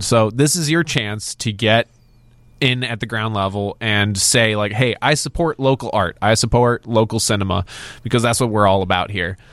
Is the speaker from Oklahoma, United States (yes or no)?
no; Crystal Lake, Illinois, United States; We grew up in Crystal Lake, not far from Woodstock.